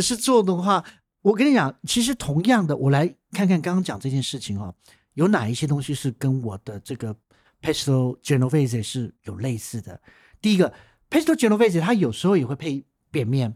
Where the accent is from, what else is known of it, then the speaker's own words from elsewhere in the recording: Taiwan; 我们台湾人吃我们传统料理